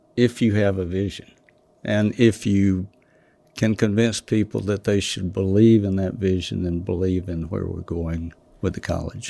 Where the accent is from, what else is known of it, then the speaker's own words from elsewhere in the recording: Douglas, Georgia, United States; South Georgia